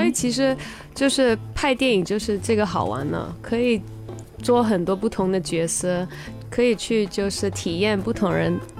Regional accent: Hong Kong; 在香港，

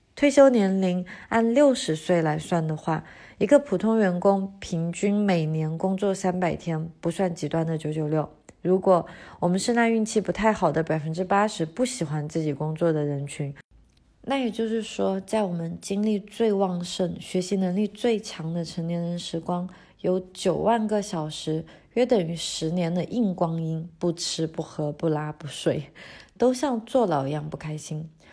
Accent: China; 当然，我们作为中国人，对于家庭的责任观念与西方是有本质的区别的

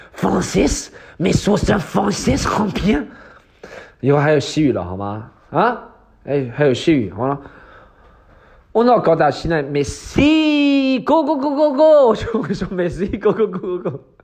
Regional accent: Northeast China, China; moved away; also born or lived in Australia; 俺们那旮旯东北音

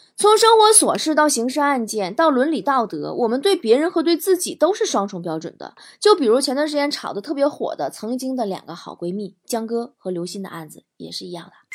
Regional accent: Liaoning, China; moved away; 在辽宁 ，在我的家乡

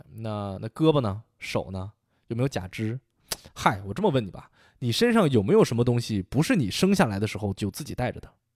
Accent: Shaanxi, China; now in Boston, United States; 我记着我小时候在陕西，有个同学叫李楠

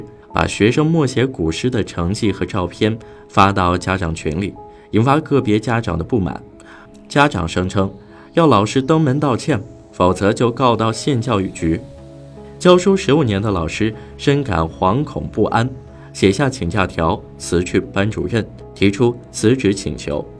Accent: Zhumadian, Henan, China; 这两天，网上有个吸人眼球的新闻，就发生在我的老家驻马店。

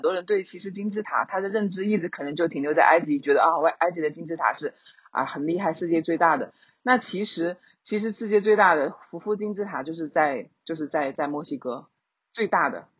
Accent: China; 我们中国人的春节，它是很重要的

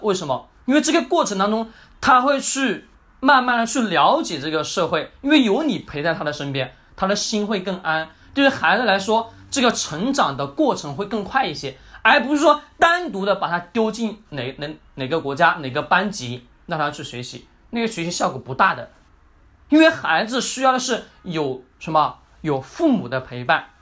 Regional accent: China; 我们中国人

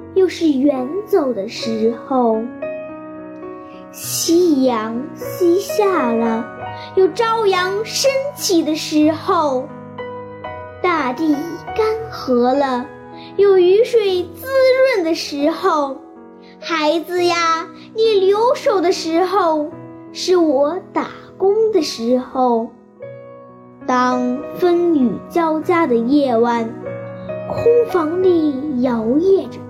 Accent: Fugu, Shaanxi, China; 今年九岁了，我来自陕西省湖谷县第三小学三年级一班

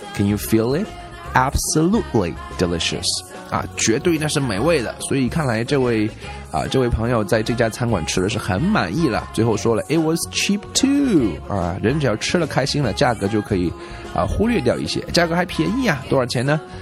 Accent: China; 我们中国人吃鱼

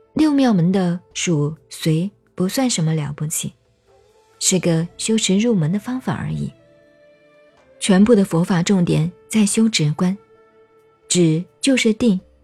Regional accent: China; 我们中国人

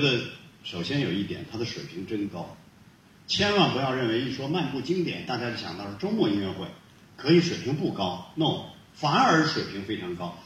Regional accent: Hulunbuir, Inner Mongolia, China; moved away; 我的老家呼伦贝尔

